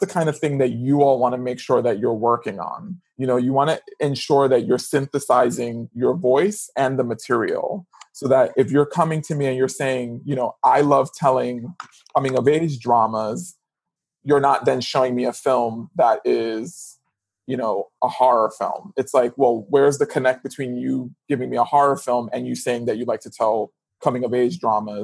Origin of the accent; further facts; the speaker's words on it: New York City, New York, United States; I grew up in the Bronx in New York City